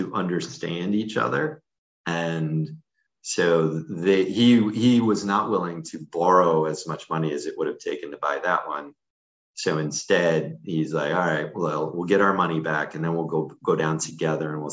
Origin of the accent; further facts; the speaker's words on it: Syracuse, New York, United States; moved away; I grew up in Syracuse, New York, which is known for being one of the cloudiest places on the planet